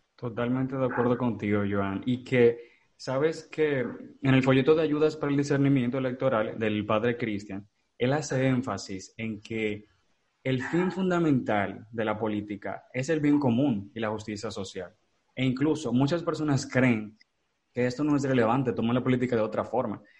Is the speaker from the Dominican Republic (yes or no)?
yes; Dominican Republic; yo soy dominicano soy orgulloso